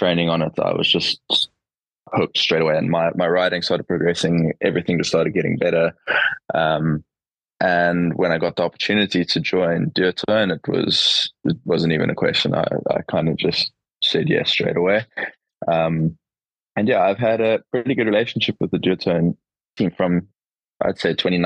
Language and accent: English; Cape Town, Western Cape, South Africa; growing up in Cape Town